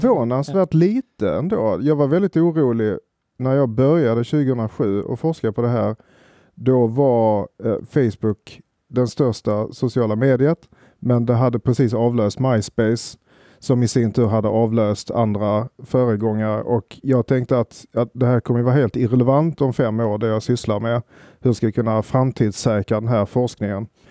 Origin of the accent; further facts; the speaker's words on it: Sweden; oss som svenskar